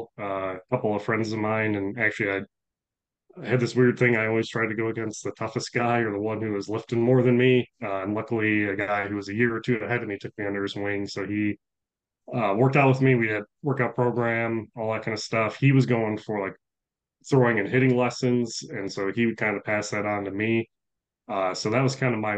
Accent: Buffalo, New York, United States; moved away as an adult; I grew up in Buffalo, New York

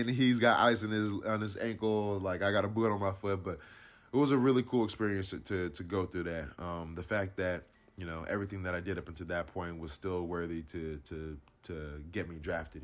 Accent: Inland Empire, California, United States; growing up in the Inland Empire

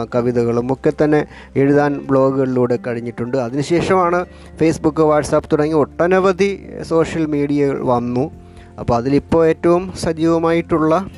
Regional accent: Thattathumala, Kerala, India; accent: Thattathumala slang; ഞാൻ ഈ പറഞ്ഞ പോലെ തട്ടത്ത് മലയിലെ ഒരു സ്ലാങ് വെച്ചാണ് പറയുന്നത്

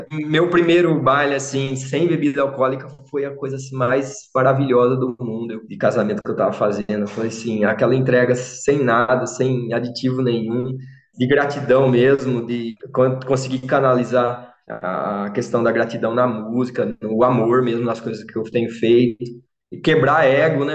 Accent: Limeira, São Paulo, Brazil; sou de Limeira

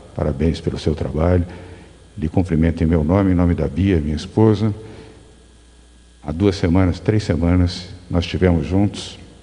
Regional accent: Brazil; como brasileiro e como governador de São Paulo

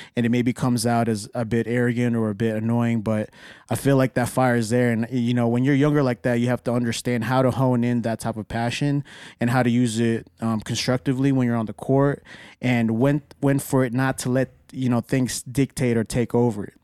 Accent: Dallas, Texas, United States; I'm from Dallas.

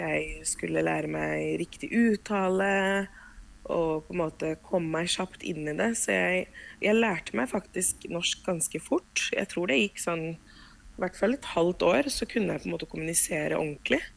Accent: Oslo, Norway; Norwegian is a second language; also born or lived in Cuba; now in Vestby, Norway; flytta til Norge, vel å merke, så eh, bodde vi i Oslo. Jeg vokste opp på Bogerød

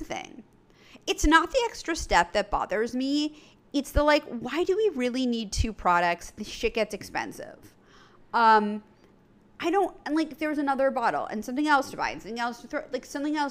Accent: New York City, New York, United States; when I grew up in New York City

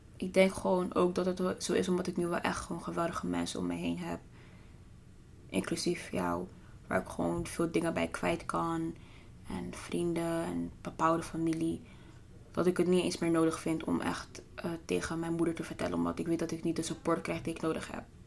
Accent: The Hague, South Holland, Netherlands; ik ben geboren en getogen in Den Haag

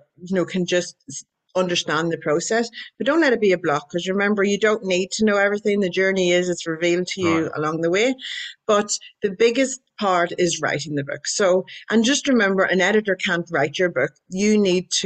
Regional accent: Ireland; I'm Irish

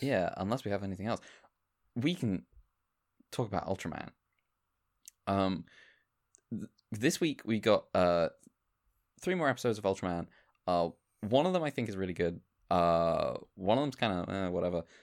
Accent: United Kingdom; being British

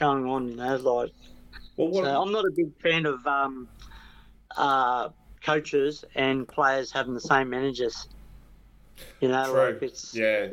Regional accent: Wagga Wagga, New South Wales, Australia; also born or lived in Sydney; now in Gold Coast, Australia; I'm from Wagga

